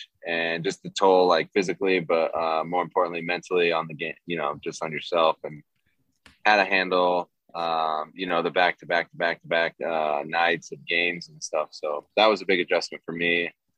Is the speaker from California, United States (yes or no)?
yes; near San Diego, California, United States; I grew up near San Diego.